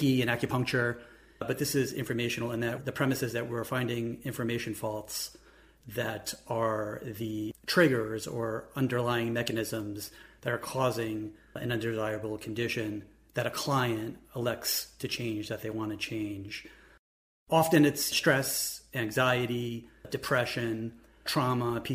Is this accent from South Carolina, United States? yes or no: no; New York, United States; now in Columbus, United States; I'm originally from New York. I'm now in Columbus